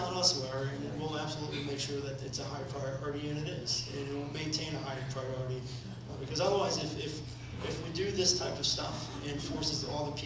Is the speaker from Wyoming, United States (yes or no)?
no; Trenton, New Jersey, United States; I was born in Trenton. My family's been here over 100 years